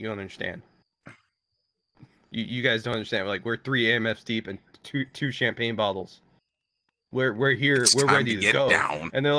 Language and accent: English; California, United States; I'm not supposed to, but you're from California. I'm from California.